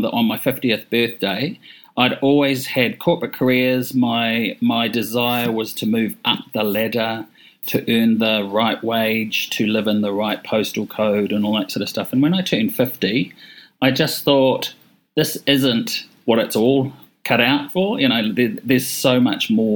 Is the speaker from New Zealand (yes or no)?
yes; Hawke's Bay, New Zealand; moved away; I'm from Hawke's Bay and I'm, you know, born and bred, even though I haven't lived here for 30 years, I moved back here last year